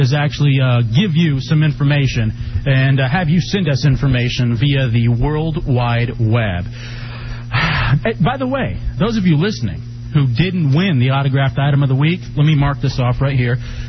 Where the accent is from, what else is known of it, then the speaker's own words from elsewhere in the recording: Dallas, Texas, United States; now in Washington, D.C., United States; my hometown of Dallas, Texas